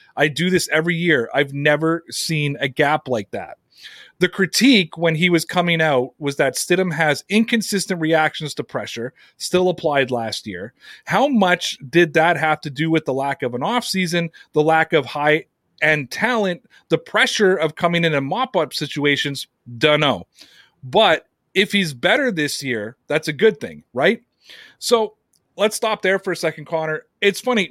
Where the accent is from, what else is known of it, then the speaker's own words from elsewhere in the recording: Canada; here in my home country of Canada